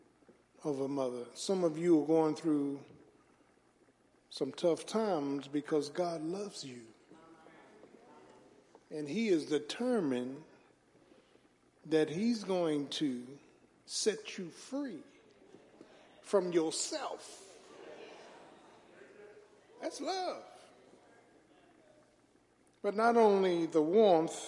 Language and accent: English; Philadelphia, Pennsylvania, United States; growing up in South Philly